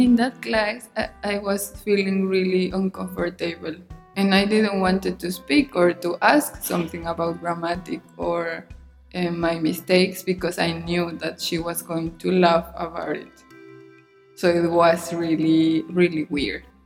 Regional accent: Mexico; English is a second language; moved away; in Mexico, even when you think we need English, we are not using it never

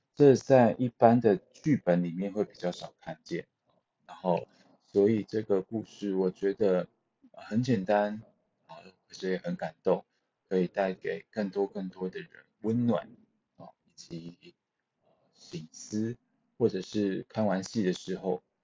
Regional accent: Changhua, Changhua County, Taiwan; 我是彰化人

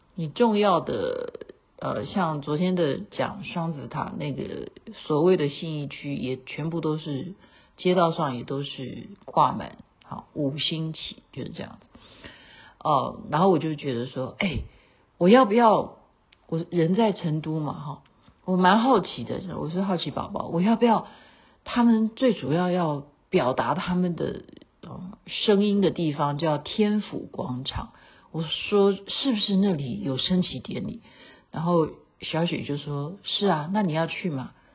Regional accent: Taiwan; moved away; 认识我是台湾的，好，台胞，好，大家会知道说我是从台湾来的

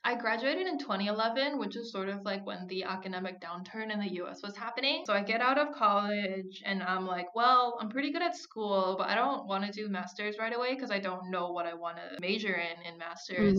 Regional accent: Minnesota, United States; moved away; I grew up in Minnesota

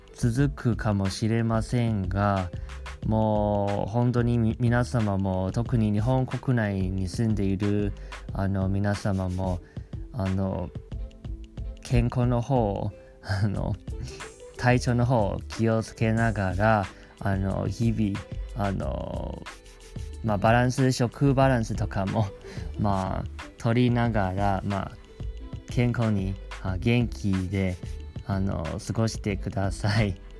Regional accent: Taiwan; now in Japan; 台湾出身ですし台湾にもすごく帰りたいと思っています

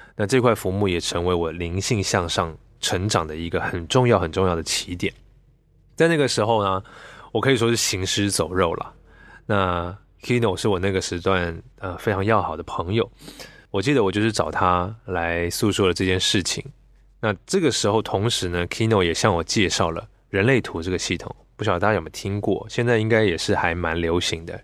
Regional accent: Taiwan; 我是在台湾出生，来自一个整个家族都是基督教的一个家庭。 那理所当然的嘛，我从小就是被教导很多的圣经知识

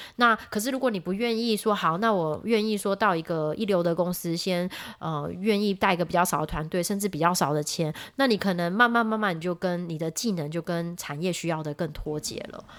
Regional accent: Taiwan; moved away as an adult; now in United States; 因为我是台湾人嘛

